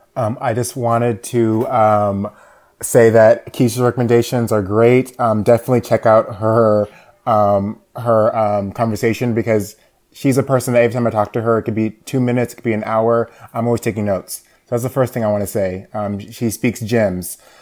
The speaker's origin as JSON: {"language": "English", "region": "Georgia", "country": "United States", "tie": "born or raised there", "said": "I'm from Georgia, so I went to a public high school that consistently ranks as one of the top three high schools in the state"}